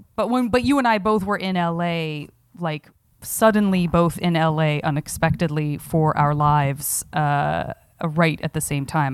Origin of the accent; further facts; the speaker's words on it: Tucson, Arizona, United States; moved away; growing up in Tucson, Arizona